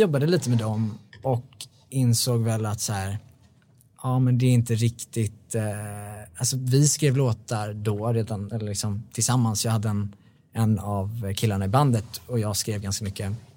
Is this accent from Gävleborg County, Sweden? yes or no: no; Bålsta, Uppsala County, Sweden; now in Stockholm, Sweden; Jag är uppvuxen i Bålsta